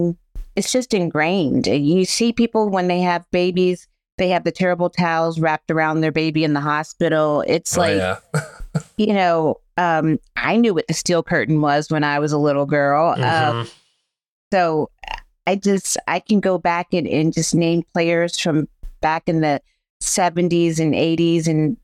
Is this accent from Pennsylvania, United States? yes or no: yes; Pittsburgh, Pennsylvania, United States; Well, growing up here, the city is so different now when I grew up.